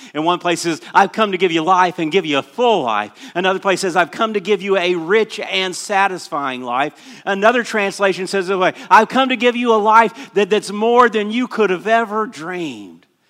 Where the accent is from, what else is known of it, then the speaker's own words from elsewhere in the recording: Orlando, Florida, United States; I grew up in Southeast Christian Church in Orlando.